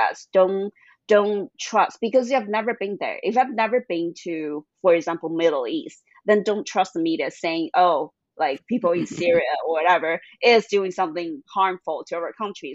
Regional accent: China; moved away as an adult; also born or lived in Boston, United States; when I grew up in China

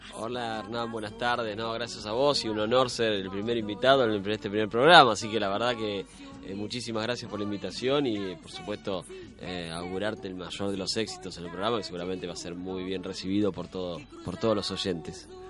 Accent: La Plata, Buenos Aires Province, Argentina; yo iba al Colegio Nacional de La Plata, soy de La Plata

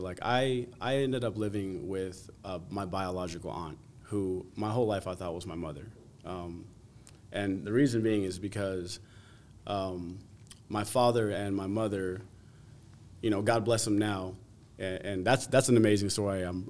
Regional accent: New Jersey, United States; also born or lived in Las Vegas; went to New Jersey, and spent most of what I call, so I say I'm from Jersey because I recollect most of my youth, most of my upbringing, most of my growing up and maturing

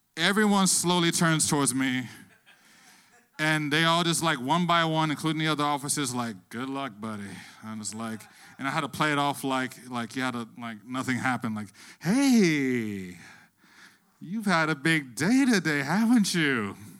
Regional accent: Plantation, Florida, United States; now in Miami, United States; I'm actually not from Miami. I actually grew up in Plantation, Florida

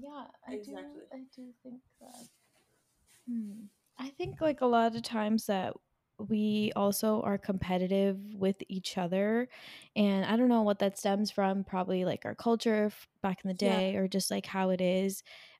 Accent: United States; growing up in America

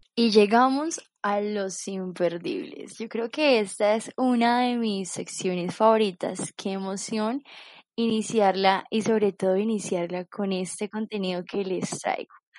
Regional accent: Colombia; nosotros como colombianos

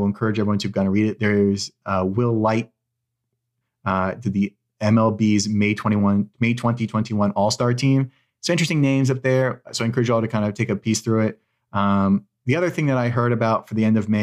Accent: Seattle, Washington, United States; I'm from Seattle

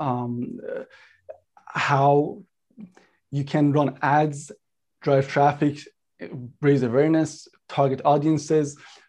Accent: Toronto, Ontario, Canada; also born or lived in Iran; So I grew up here in Toronto. I was actually born in Iran. I grew up in North York, Toronto.

